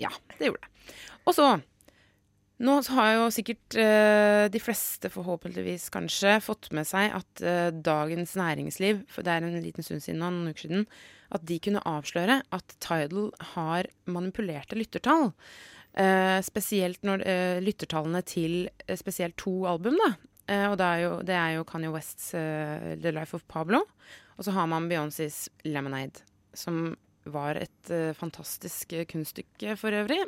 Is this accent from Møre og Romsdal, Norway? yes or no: no; Brumunddal, Innlandet, Norway; I Ringsaker, eller i Brumunddal der jeg er fra